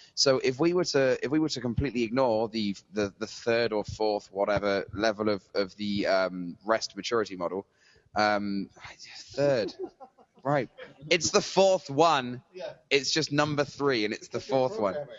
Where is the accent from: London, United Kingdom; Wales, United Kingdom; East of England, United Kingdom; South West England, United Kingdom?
South West England, United Kingdom; Bristol; moved away; that's how we sound in Bristol